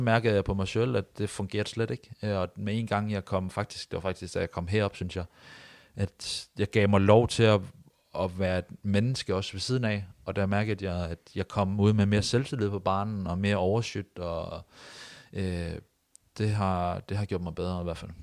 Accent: near Odense, Southern Denmark, Denmark; moved away as an adult; also born or lived in Vejle; now in Haugesund, Norway; nesten tett på hvor jeg kommer fra

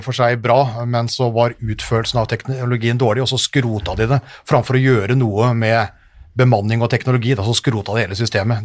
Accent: Hamar, Innlandet, Norway; jeg er jo fra Hamar, så jeg har jo vant potetferien

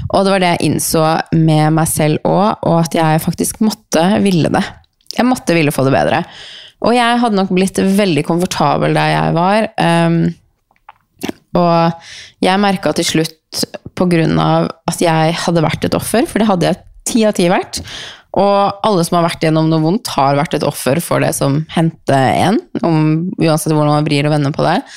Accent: Norway; born there; Eh, vi er så heldige at vi er født i Norge. Vi er så heldige å bo i Norge.

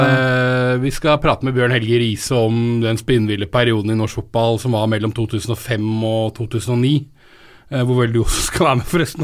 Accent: Romerike, Akershus, Norway; also born or lived in Telemark; jeg vokste opp på Romerike, jeg òg.

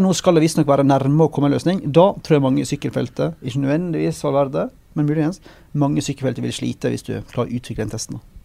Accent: Western Norway, Norway; moved away; kommer fra hjemme på Vestlandet

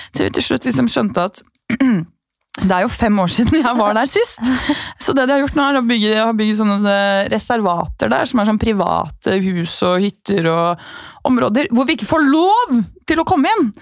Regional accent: Norway; jeg er norsk

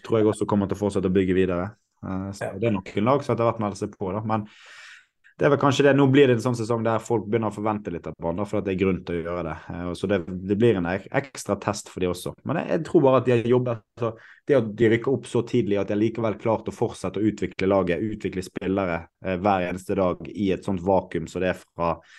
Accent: Bergen, Vestland, Norway; jeg er født og oppvokst i Åsane

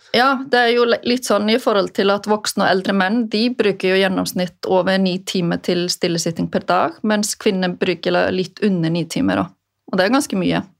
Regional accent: Westfjords, Iceland; moved away as an adult; now in Norway; Jeg vokste jo opp på Vestfjordene på Island

